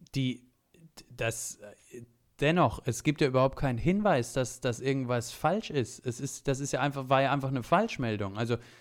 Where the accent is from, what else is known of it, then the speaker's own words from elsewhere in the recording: Saxony, Germany; ich als gebürtiger Sachse